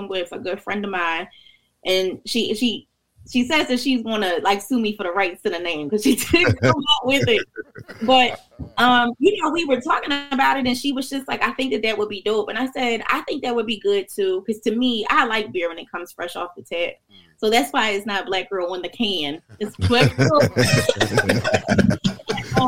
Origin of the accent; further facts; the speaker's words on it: Philadelphia, Pennsylvania, United States; moved away as an adult; also born or lived in Rockingham, North Carolina (family); now in Delaware, United States; I grew up in North Philly in Brewerytown